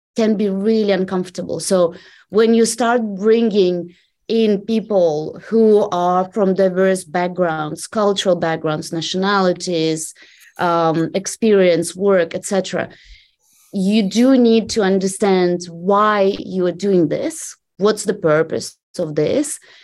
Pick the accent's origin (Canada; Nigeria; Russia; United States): Russia; English is a second language; moved away as an adult; I started working for for a privately owned bank um, in in my hometown back in Russia